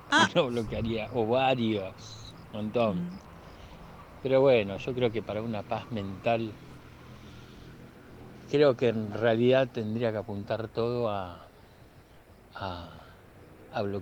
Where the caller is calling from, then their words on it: Mendoza, Argentina; de Mendoza.